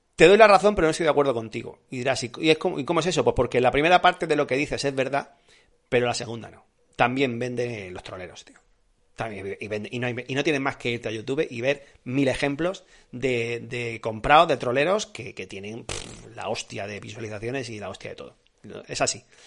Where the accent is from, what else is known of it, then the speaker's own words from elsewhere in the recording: Andalusia, Spain; also born or lived in Granada; now in Madrid, Spain; soy andaluz